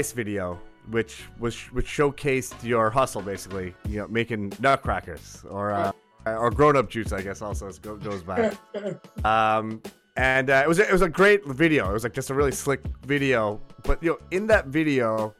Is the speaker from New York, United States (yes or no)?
yes; Long Island, New York, United States; born or raised there; also born or lived in Brooklyn, New York City